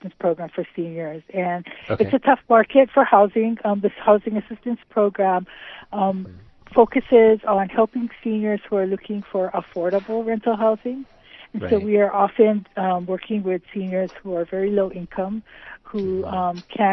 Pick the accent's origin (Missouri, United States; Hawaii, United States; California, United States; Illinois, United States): Hawaii, United States; I'm born and raised in Hawaii. I'm a graduate of Pearl City High School